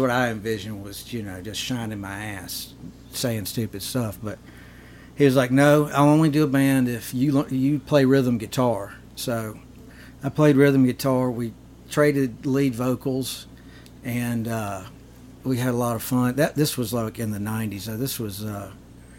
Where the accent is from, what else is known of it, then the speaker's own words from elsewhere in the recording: North Mississippi, United States; I am a fella from North Mississippi